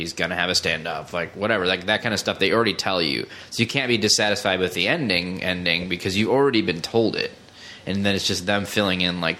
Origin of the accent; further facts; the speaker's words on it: East Lansing, Michigan, United States; I'm from East Lansing